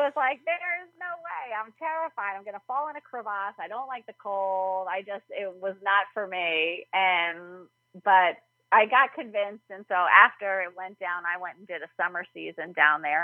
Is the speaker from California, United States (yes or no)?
no; New York, United States; I'm from New York. My whole family was in New York City.